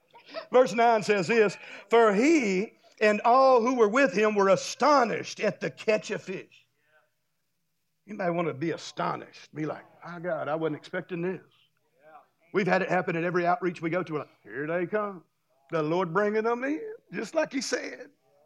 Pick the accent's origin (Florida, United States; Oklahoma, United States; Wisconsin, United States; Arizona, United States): Florida, United States; Destin; I'm from Destin. I live in Destin. There's a lot of beach down there, and it's real pretty.